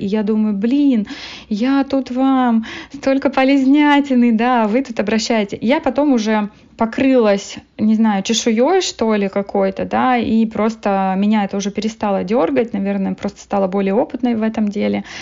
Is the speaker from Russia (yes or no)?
no; Moldova; moved away as an adult; now in Canada; я родом из Молдовы